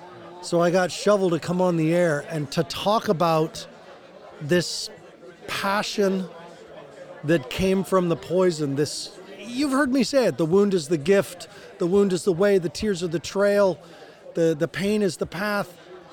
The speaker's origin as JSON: {"language": "English", "town": "Boulder", "region": "Colorado", "country": "United States", "said": "I'm from Boulder, Colorado"}